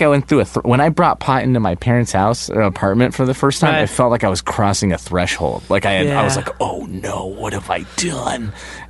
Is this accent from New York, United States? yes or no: no; Inglewood, California, United States; also born or lived in Redondo Beach / Manhattan Beach; I was born in Inglewood and lived there until I was a teenager. And then for the last couple years of high school, moved to North Redondo. But I went to high school in Manhattan Beach.